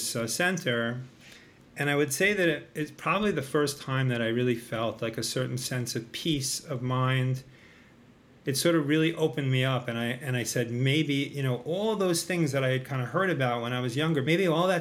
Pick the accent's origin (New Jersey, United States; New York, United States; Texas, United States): New York, United States; Long Island; I grew up in Long Island in New York